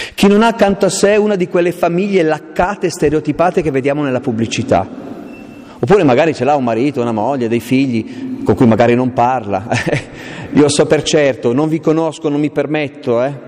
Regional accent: Aosta Valley, Italy; io sono valdostano, vengo dalle montagne profonde

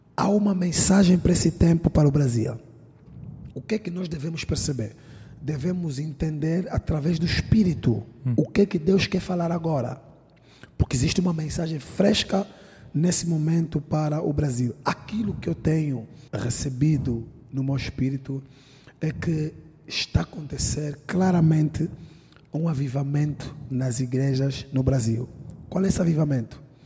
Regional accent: Angola; also born or lived in London; now in Lisbon, Portugal; Todo mundo sabe que eu sou angolano, vivo em Portugal

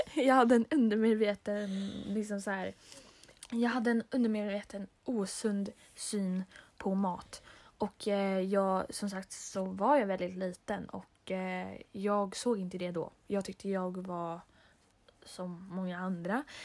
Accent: Stockholm, Stockholm County, Sweden; now in Molkom, Sweden; vi är från Stockholm

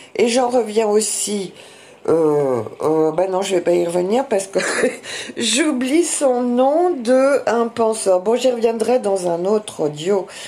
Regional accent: France; nous sommes français euh, de racine

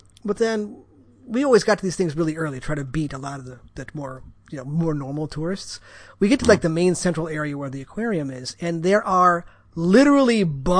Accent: Midwest, United States; I come from Midwest

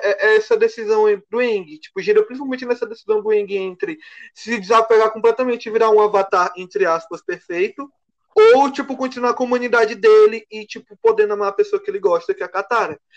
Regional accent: Teresina, Piauí, Brazil; Eu também sou da Zona Sul, cara.

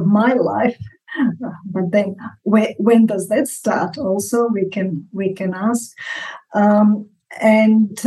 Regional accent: Zagreb, City of Zagreb, Croatia; moved away as an adult; also born or lived in Australia; I was born in 1960 in Zagreb

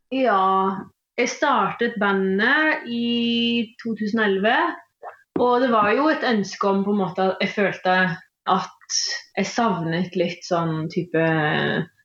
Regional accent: Stavanger, Rogaland, Norway; accent: mix of Eastern and Western Norwegian; mine foreldre snakker østlandsk, men jeg vokste opp i Stavanger

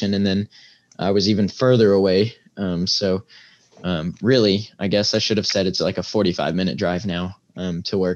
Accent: Indiana, United States; moved away; where I'm from, I'm you know, I'm from Indiana

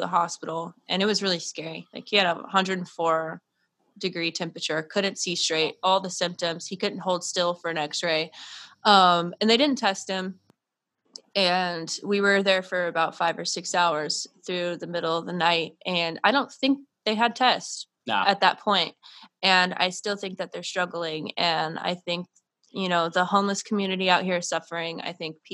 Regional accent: Tampa, Florida, United States; I'm from Florida. I'm from Tampa Bay

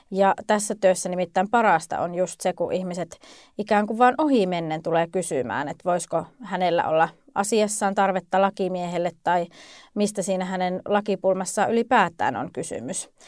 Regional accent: Lapland, Finland; mutta me olen kotoisin Lapista.

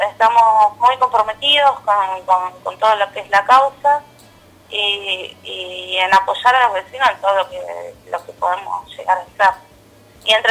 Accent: El Calafate, Santa Cruz, Argentina; somos de Calafate.

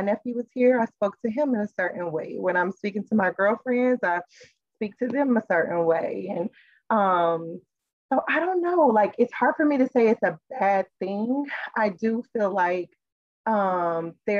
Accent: Kansas City, Missouri, United States; moved away; also born or lived in Philadelphia; growing up in Kansas City, Missouri

